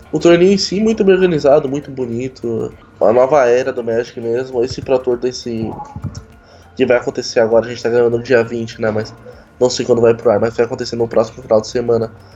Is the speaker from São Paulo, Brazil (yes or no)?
yes; Santo André, São Paulo, Brazil; now in Santos, Brazil; Eu morei meus 25 anos em Santo André, mas recentemente eu me mudei para Santos